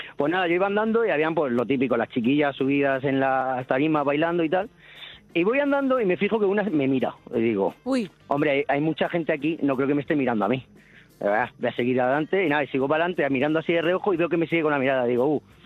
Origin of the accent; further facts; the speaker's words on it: Cartagena, Region of Murcia, Spain; now in Benidorm, Spain; de Benidorm, pero soy de Cartagena